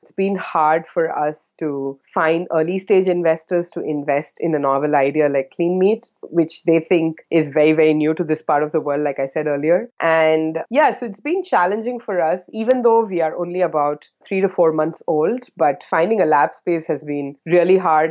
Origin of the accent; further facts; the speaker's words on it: South India, India; moved away as an adult; now in Singapore; I'm originally from India, the southern part of India, and that's where I did my high school, undergrad, and postgrad